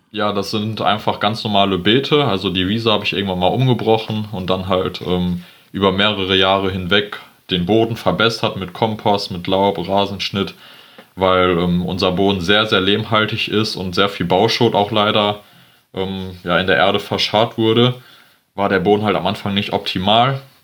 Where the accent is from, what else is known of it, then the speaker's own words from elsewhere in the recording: Geldern, North Rhine-Westphalia, Germany; ich komme aus Geldern, ähm, das ist am Niederrhein